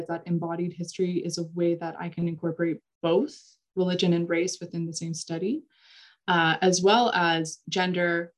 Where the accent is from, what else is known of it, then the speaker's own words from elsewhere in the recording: Saskatchewan, Canada; moved away as an adult; also born or lived in New Brunswick; I'm actually from Saskatchewan originally. I'm a flatlander, as we like to say.